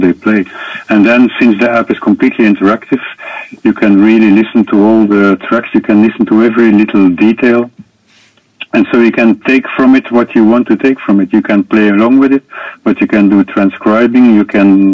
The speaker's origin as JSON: {"language": "English", "country": "Belgium", "tie": "born or raised there", "said": "I was born in Belgium"}